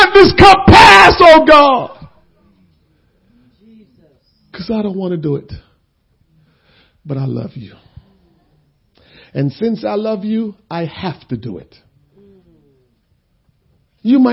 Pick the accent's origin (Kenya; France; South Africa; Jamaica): Jamaica; moved away; also born or lived in Princeton, New Jersey / Trenton, New Jersey; I'm Jamaican